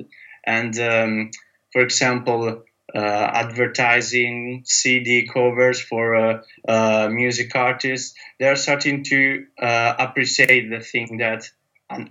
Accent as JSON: {"language": "English", "country": "Italy", "moved": "as an adult", "lives_now": "London, United Kingdom", "said": "I'm from Italy, and I'm based in London"}